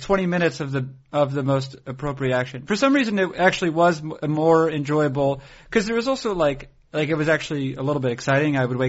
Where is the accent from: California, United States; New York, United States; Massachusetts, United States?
Massachusetts, United States; Boston; I'm from the Boston area